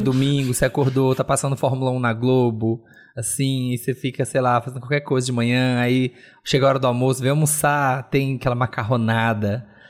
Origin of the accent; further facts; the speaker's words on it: Minas Gerais, Brazil; Eu, como bom mineiro